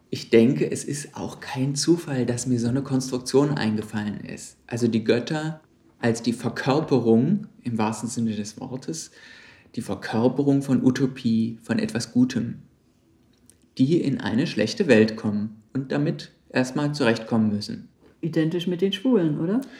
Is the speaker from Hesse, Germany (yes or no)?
no; West Berlin, Berlin, Germany; ich komme aus West-Berlin. Ich bin seit 1. September 1989 DDR-Bürger.